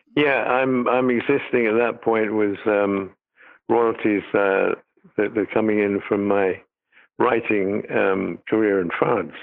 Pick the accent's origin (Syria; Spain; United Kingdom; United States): United Kingdom; moved away; I'm British